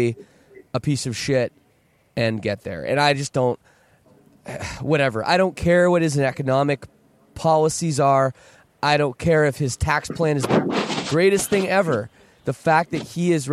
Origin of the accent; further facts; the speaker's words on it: Canada; I'm Canadian